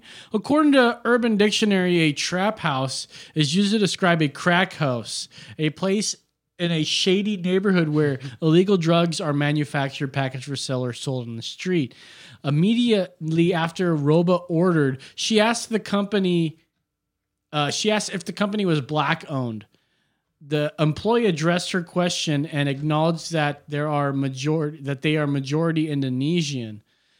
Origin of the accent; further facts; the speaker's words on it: Kentucky, United States; Man, I'm from Kentucky, and we don't take that kind of shit from no thing.